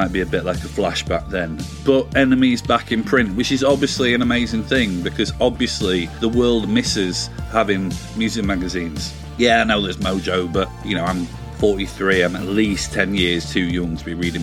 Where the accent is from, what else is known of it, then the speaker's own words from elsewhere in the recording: Yorkshire and the Humber, United Kingdom; I'm from Yorkshire